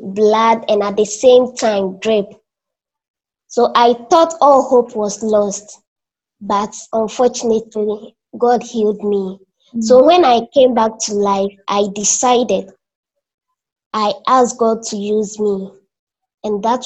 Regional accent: Akokwaso, Eastern Region, Ghana; now in Kumasi, Ghana; I was born in Eastern Region, a small town called Akokwaso

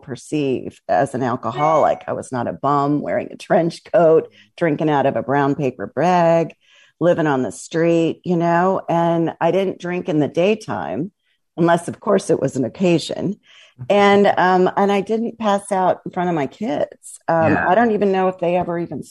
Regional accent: Midwest, United States; I was raised in the Midwest and I had a typical middle-class upbringing.

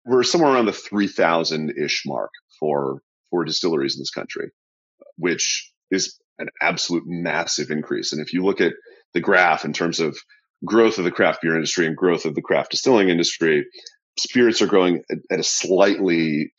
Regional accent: New England, United States; moved away as an adult; now in Talbot County, Maryland, United States; I grew up in New England

